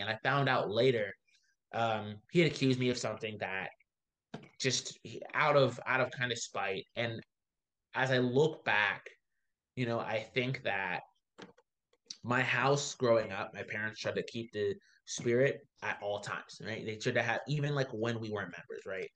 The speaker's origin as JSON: {"language": "English", "town": "Baltimore", "region": "Maryland", "country": "United States", "tie": "born or raised there", "said": "I am from Baltimore originally. Uh, that's my city. I love it there"}